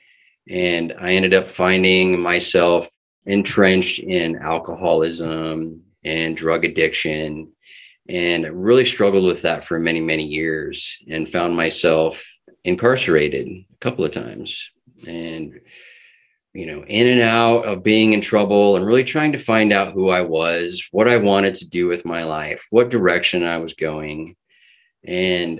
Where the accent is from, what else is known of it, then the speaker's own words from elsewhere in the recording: Kenai Peninsula, Alaska, United States; also born or lived in Petersburg, Alaska; I was actually born in Southeast Alaska in Petersburg and then raised here on the Kenai Peninsula.